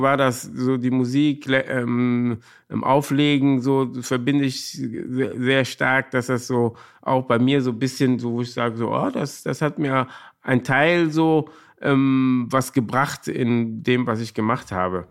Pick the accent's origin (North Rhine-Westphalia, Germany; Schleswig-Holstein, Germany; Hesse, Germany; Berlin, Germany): North Rhine-Westphalia, Germany; Cologne; ich bin in Korweiler groß geworden